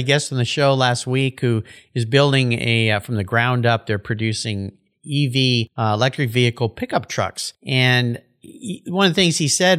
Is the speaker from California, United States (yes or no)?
yes; Southern California, United States; when I was a little kid growing up in Southern California.